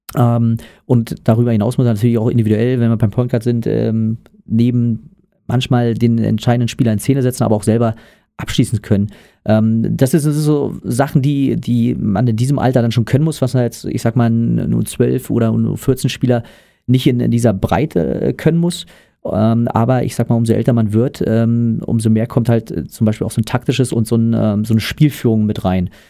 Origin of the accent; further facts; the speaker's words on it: Brandenburg, Germany; weil ich äh, aus einer Region stamme, wo es kein Basketball gab. Ähm, das heißt, ich komme aus Brandenburg.